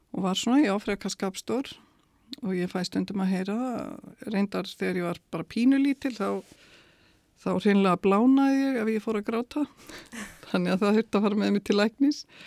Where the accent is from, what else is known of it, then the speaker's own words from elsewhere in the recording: Dalvík, Northeastern Region, Iceland; það var dásamlegt að alast upp á Dalvík